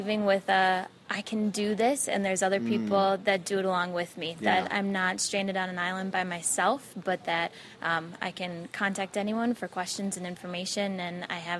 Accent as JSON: {"language": "English", "region": "Minnesota", "country": "United States", "said": "I'm from Minnesota and came to California"}